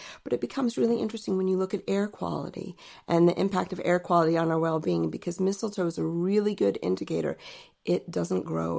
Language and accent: English; Alexandria, Virginia, United States; moved away as an adult; now in United Kingdom; So originally I'm from Alexandria, Virginia.